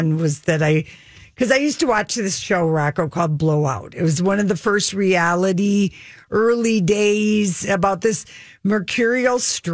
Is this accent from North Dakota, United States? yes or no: yes; Fargo, North Dakota, United States; accent: Fargo; my Fargo accent